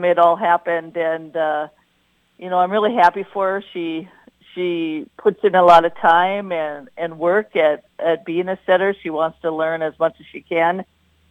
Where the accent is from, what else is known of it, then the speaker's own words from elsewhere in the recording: Wadena, Minnesota, United States; I was born in Wadena. I grew up in Wadena. I graduated from Wadena